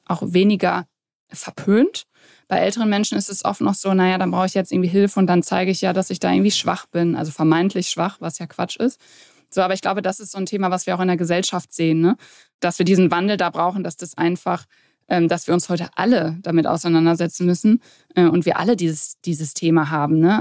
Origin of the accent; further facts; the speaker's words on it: near Dortmund, North Rhine-Westphalia, Germany; also born or lived in Warendorf; Also aufgewachsen oder geboren bin ich in Warendorf, dann aber aufgewachsen in der Nähe von Dortmund, wo ich jetzt heute auch lebe